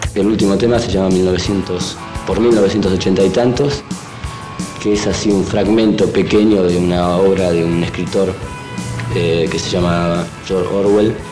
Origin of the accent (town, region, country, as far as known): Argentina